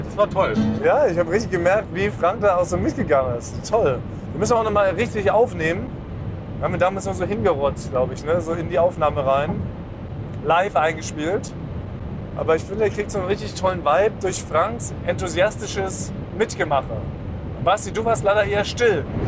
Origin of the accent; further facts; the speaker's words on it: Berlin, Germany; in Weißensee, da wo ich aufgewachsen bin, in Berliner Stadtteil Weißensee